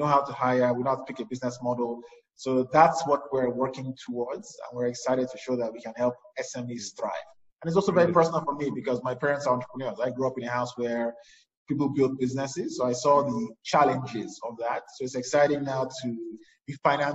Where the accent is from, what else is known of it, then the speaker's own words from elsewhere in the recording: Nigeria; I grew up in Nigeria